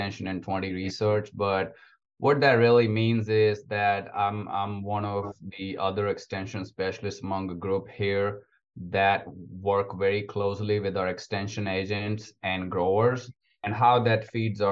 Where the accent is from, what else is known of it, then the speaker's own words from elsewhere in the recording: India; moved away as an adult; also born or lived in Alabama, United States / Iowa, United States; now in Georgia, United States; I'm actually from India. So I grew up on a very small family farm back in India.